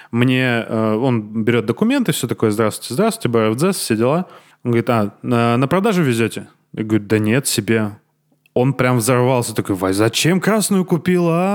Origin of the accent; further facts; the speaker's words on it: Armenia; мы, э, а, армяне, вот э, любим черные, белые и серебристые в машинах.